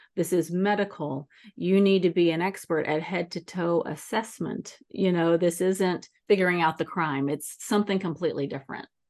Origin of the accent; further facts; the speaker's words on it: Texas, United States; also born or lived in East Coast; now in San Diego, United States; I grew up in Texas, but I spent a lot of time on the East Coast